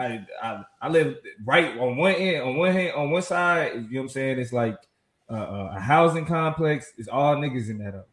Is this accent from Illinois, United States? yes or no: no; Kansas, United States; moved away; I'm from Kansas